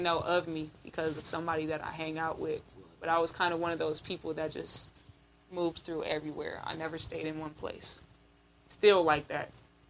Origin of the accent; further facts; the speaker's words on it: Camden, Arkansas, United States; born there; No, I was raised out here, but I was born in Arkansas. That's where my family is from. Arkansas.